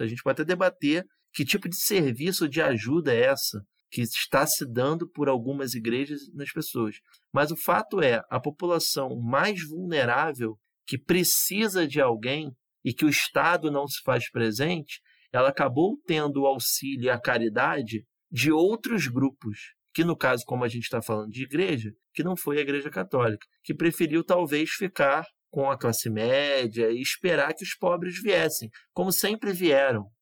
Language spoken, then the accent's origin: Portuguese; Rio de Janeiro, Brazil; ali de Olaria, né? na região onde eu fui criado